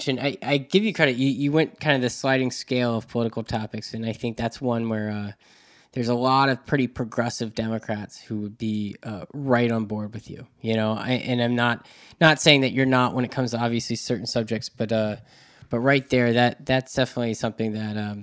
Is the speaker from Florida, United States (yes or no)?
yes; Jacksonville, Florida, United States; I grew up in Jacksonville, Florida, where it's a big military town